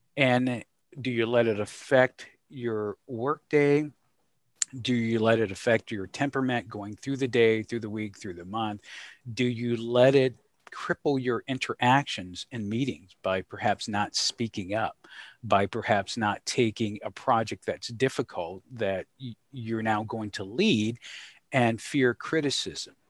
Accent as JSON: {"language": "English", "region": "Georgia", "country": "United States", "tie": "born or raised there", "said": "growing up in the South, thinking concretely about things that were discussed at the dinner table, interactions with mom and dad and some of the challenges. Uh, and, and by the South, I, uh, reference to the beautiful state of Georgia"}